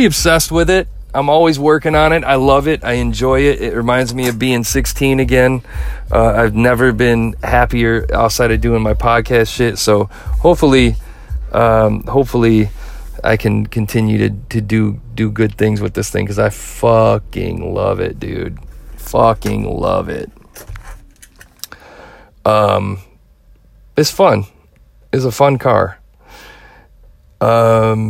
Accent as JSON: {"language": "English", "region": "Midwest", "country": "United States", "said": "I'm from the Midwest and we're fair to everybody."}